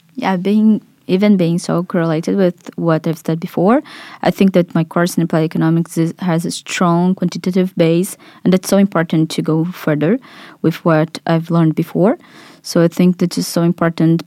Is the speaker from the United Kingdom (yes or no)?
no; Brazil; moved away as an adult; I'm twenty-four. I'm from Brazil, where I took my bachelor in economics